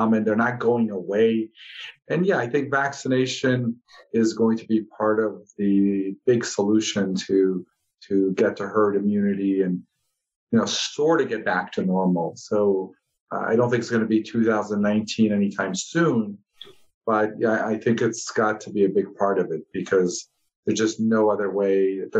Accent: Chicago, Illinois, United States; moved away as an adult; also born or lived in Ohio / California; now in Southern Nevada, United States; I grew up in the Midwest in Chicago

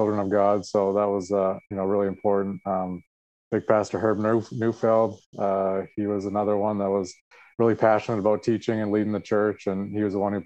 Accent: Aldergrove, British Columbia, Canada; moved away as an adult; also born or lived in Boston, Massachusetts; now in Cleveland, United States; I grew up in Aldergrove there with Stan and Val … on the farm with my brothers, Craig and Scott.

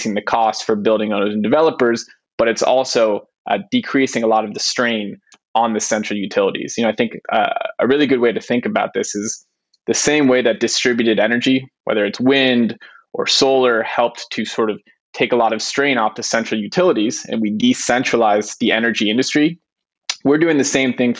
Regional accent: San Francisco, California, United States; moved away; also born or lived in Israel; Born and raised in San Francisco, but lived around the world

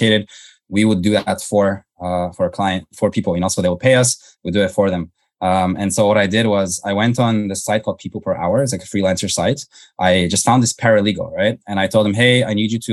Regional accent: Toronto, Ontario, Canada; I grew up in Canada. So grew up in suburban Toronto

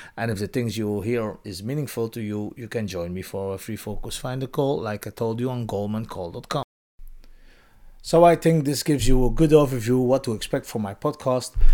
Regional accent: Belgium; moved away; In my home country, Belgium

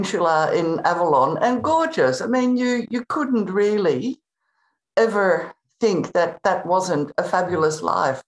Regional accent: Netherlands; moved away as an adult; also born or lived in Spain; I was born in the Netherlands, in Holland, and I moved to Spain when I was 18.

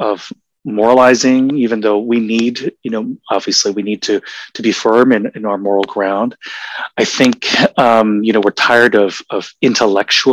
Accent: Honolulu, Hawaii, United States; moved away; also born or lived in Seattle; I was born in Seattle and raised in Honolulu

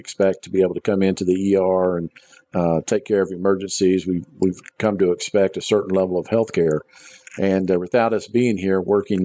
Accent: Beaumont, Texas, United States; moved away; I'm originally from Beaumont

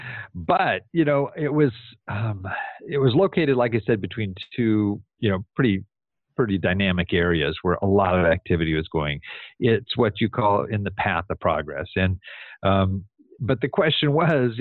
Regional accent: Southern California, United States; I'm from Southern California.

